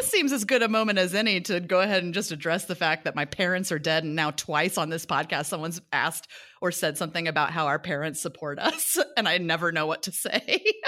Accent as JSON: {"language": "English", "town": "Kansas City", "region": "Missouri", "country": "United States", "also_born_or_lived": "New York / Los Angeles", "moved": "yes", "said": "I'm from Kansas City, Missouri originally"}